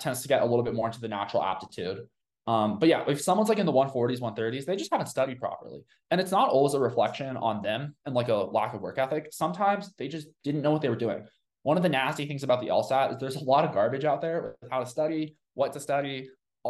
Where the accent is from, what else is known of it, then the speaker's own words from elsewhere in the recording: Colorado, United States; because I'm from Colorado